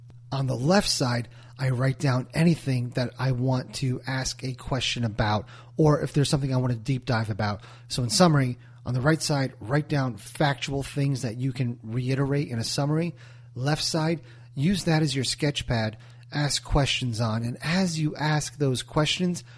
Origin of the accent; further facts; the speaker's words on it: New Jersey, United States; I'm from Jersey